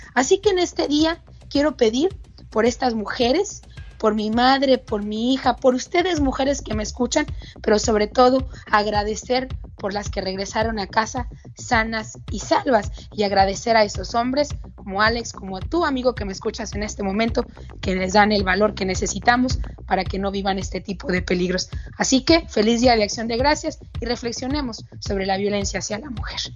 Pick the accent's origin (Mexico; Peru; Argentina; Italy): Mexico; mi país